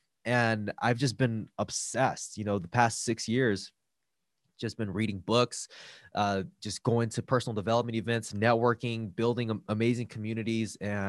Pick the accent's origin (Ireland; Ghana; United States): United States; Los Angeles, California; I grew up in East LA, and I came from a household that had domestic violence.